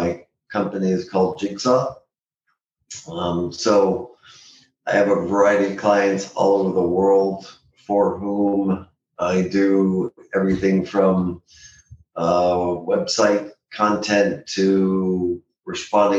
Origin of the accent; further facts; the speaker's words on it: San Diego, California, United States; also born or lived in Boston, Massachusetts / Los Angeles / Washington, District of Columbia, United States; I'm a native San Diegan